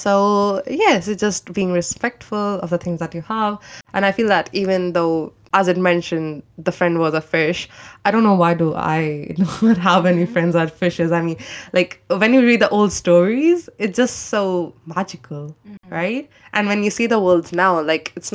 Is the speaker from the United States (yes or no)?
no; India; moved away; I'm from India